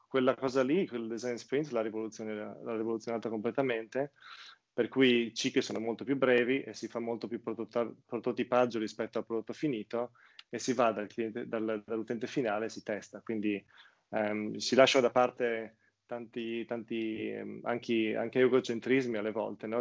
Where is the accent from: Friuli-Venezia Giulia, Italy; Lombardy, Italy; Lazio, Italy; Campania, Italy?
Friuli-Venezia Giulia, Italy; outside Udine; moved away as an adult; also born or lived in Portugal; now in London, United Kingdom; io comunque sono nato in Friuli, fuori Udine, una cittadina de, di milleduecento persone